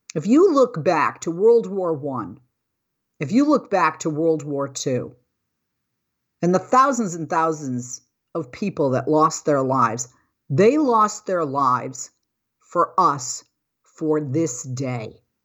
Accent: Massachusetts, United States; moved away; my hometown of Massachusetts

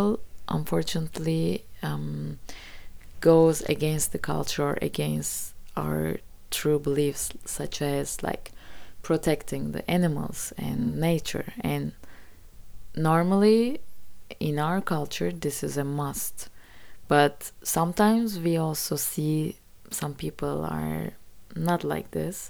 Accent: Gelibolu, Çanakkale, Turkey; English is a second language; it happened in my hometown, actually, the Kalipoli part

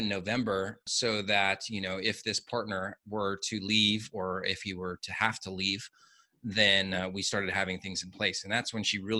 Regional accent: United States; now in Mexico; being an American, working in Mexico

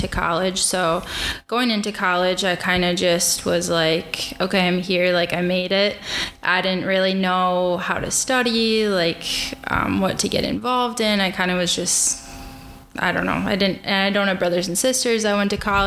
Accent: Port Washington, Wisconsin, United States; also born or lived in La Crosse, Wisconsin; now in Milwaukee, United States; I'm from Port Washington, Wisconsin. Grew up, went to high school there.

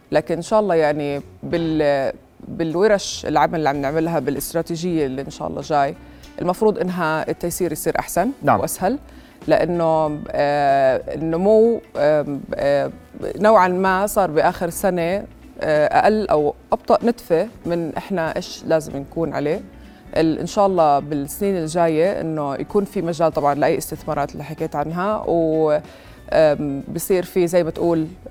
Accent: Jordan; احنا معتزين بوجودنا هون

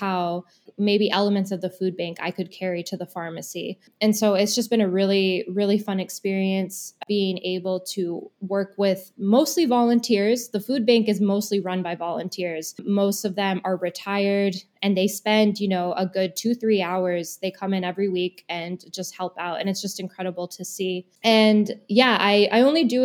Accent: Madison, Wisconsin, United States; moved away; I'm originally from Madison and I moved back here over the summer.

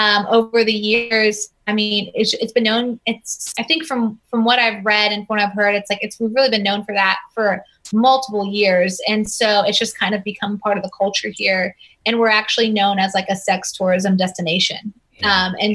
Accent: Oklahoma, United States; now in Tampa, United States; before we moved in Tampa, I was from Oklahoma.

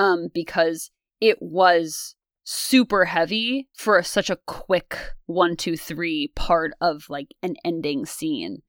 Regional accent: United States; because we're American and we go to American schools

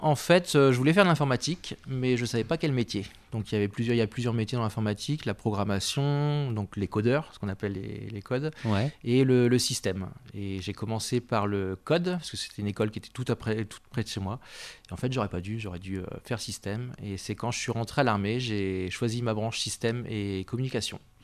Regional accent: Nantes, Pays de la Loire, France; moved away as an adult; also born or lived in Paris / Nancy; now in Saint-Étienne, France; on est originaire de Nantes

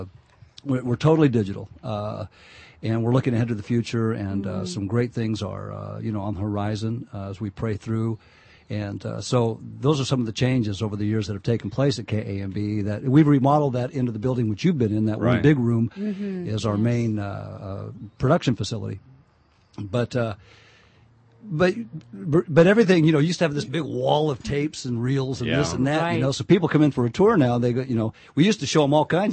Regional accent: Winton, California, United States; I grew up in Winton. Yeah. California, and loved growing up there.

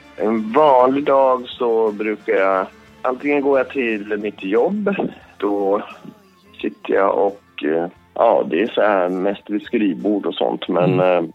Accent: Alfta, Gävleborg County, Sweden; jag växte upp på landet i Hälsingland

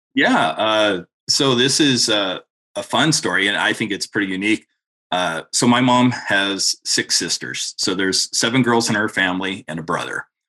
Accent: Montana, United States; another Californian that's moved into Montana

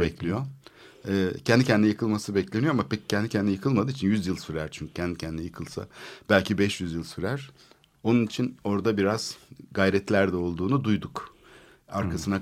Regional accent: Istanbul, Turkey; Ben çocukluğum orada geçti

